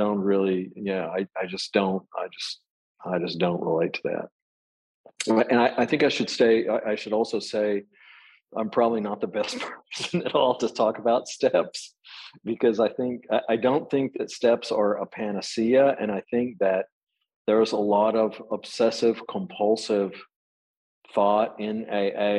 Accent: Texas, United States; I was raised in Texas

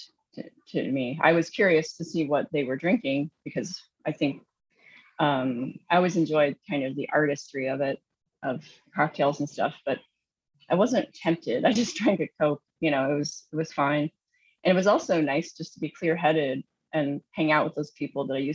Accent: Southern Indiana, United States; now in New Jersey, United States; I grew up in Southern Indiana

